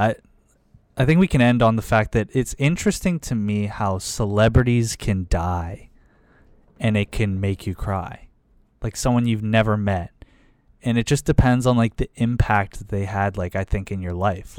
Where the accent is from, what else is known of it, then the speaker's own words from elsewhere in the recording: Pittsburgh, Pennsylvania, United States; moved away as an adult; also born or lived in Michigan; when I'm first meeting them and I say I'm from Pittsburgh